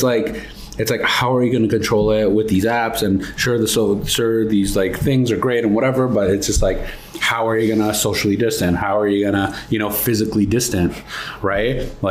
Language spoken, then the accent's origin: English; Mississauga, Ontario, Canada; I'm from Toronto, Mississauga.